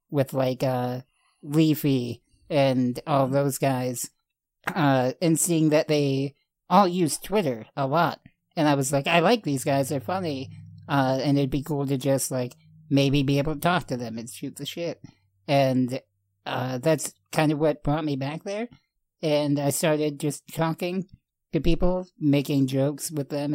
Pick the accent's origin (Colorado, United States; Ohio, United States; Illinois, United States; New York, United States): Illinois, United States; Rockford; That whole documentary is filmed here in my hometown.